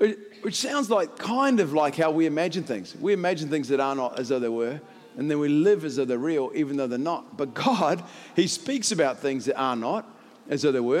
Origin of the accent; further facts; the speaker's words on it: Christchurch, Canterbury, New Zealand; I'm from Christchurch. I'm still happy about the All Blacks.